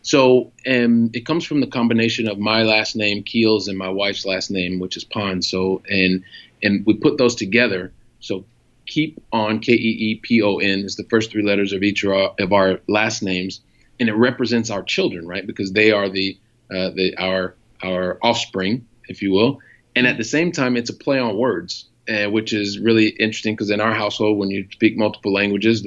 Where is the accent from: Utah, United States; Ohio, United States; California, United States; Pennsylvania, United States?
Ohio, United States; Columbus; also born or lived in Paris, France / Montpellier, France / Italy; now in Barcelona, Spain; a guy from Columbus, Ohio ends up making it here to Barcelona, Spain